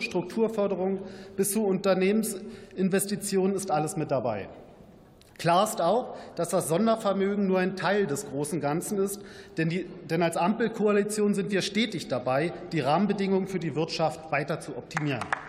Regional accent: Brandenburg, Germany; meiner Heimat Brandenburg

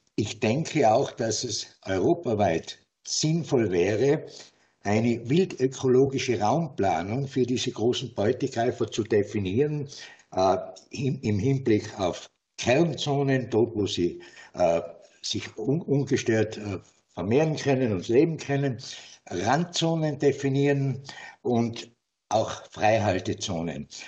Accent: Tyrol, Austria; bei uns in Tirol

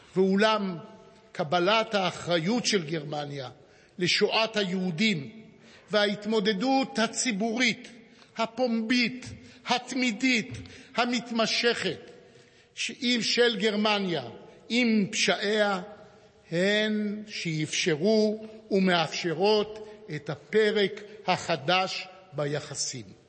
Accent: Jerusalem, Jerusalem District, Israel; נולדתי בירושלים בספטמבר 1939

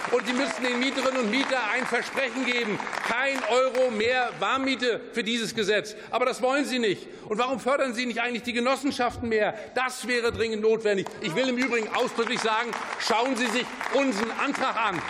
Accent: Mecklenburg-Vorpommern, Germany; Ich komme aus Mecklenburg-Vorpommern

